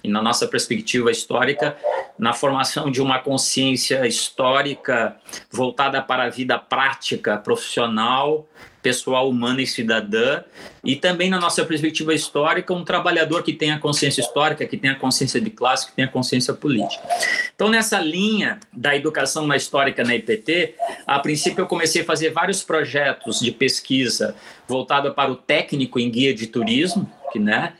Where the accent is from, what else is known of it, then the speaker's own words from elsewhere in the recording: Curitiba, Paraná, Brazil; also born or lived in Porto Alegre / Rio Grande; retornei a Curitiba, onde é a cidade que eu me criei, né? Eu sou de Porto Alegre, mas me criei em Curitiba